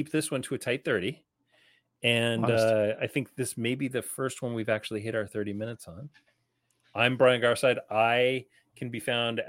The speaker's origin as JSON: {"language": "English", "country": "Canada", "said": "I'm Canadian"}